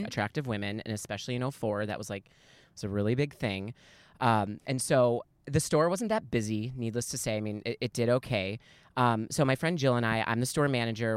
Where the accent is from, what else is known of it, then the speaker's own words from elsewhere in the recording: Chicago, Illinois, United States; now in Arizona, United States; I'm originally from Chicago, so I'm not really around my people